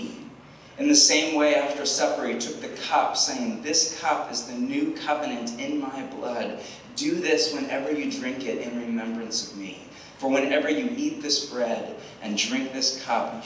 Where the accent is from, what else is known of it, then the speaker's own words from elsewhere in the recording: Portland, Oregon, United States; I'm from Portland, Oregon